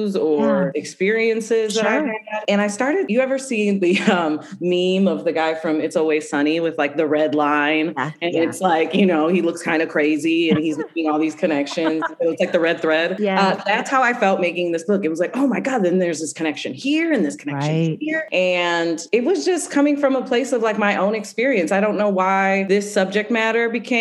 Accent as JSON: {"language": "English", "town": "Lorain", "region": "Ohio", "country": "United States", "tie": "born or raised there", "said": "I was raised in South Lorraine, which if you're not familiar, is a very tight-knit Puerto Rican community."}